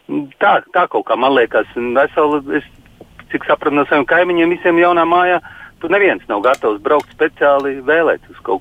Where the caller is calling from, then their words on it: Silakrogs, Pierīga, Latvia; esmu no Pierīgas, eh, šeit no jauno robežu novada. Biju aizgājis, domāju, aiziešu arī novēlēt. Dzīvoju tādā ciematā Silakroks